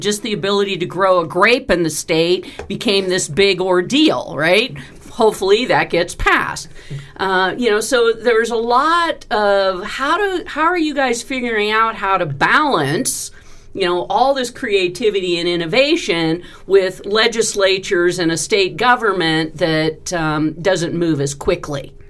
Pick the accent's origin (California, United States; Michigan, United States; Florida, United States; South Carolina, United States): California, United States; now in Nevada, United States; I grew up in California